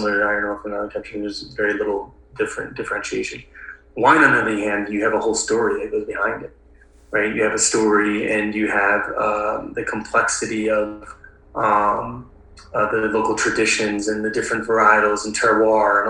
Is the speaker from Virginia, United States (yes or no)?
no; Milwaukee, Wisconsin, United States; I grew up in Wisconsin. I grew up in Milwaukee, Wisconsin